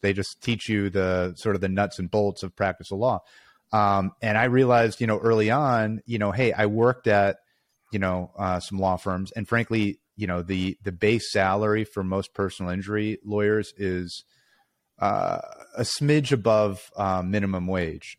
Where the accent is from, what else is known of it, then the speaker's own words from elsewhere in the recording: Chicago, Illinois, United States; also born or lived in Pennsylvania; born and raised in Chicago